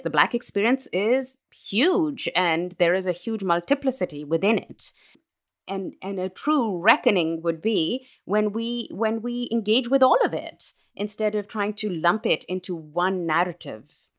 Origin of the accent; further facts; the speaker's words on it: Pakistan; moved away as an adult; now in United States; I was raised in Pakistan. I am a Pakistani